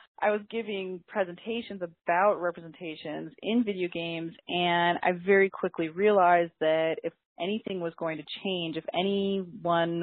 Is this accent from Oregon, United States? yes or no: yes; Portland, Oregon, United States; I was actually born and raised on the West Coast, and I grew up in an urban indigenous community in Portland, Oregon